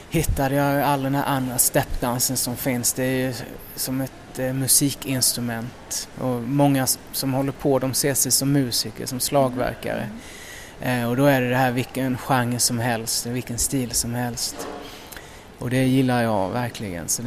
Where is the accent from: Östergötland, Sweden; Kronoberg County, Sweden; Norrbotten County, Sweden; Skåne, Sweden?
Kronoberg County, Sweden; Älmhult; moved away; Älmhult i Småland, ja.